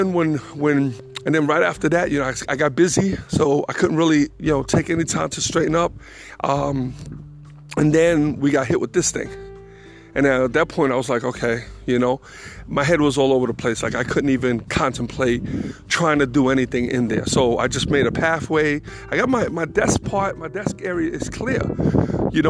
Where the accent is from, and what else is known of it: New York City, New York, United States; born or raised there; now in North Carolina, United States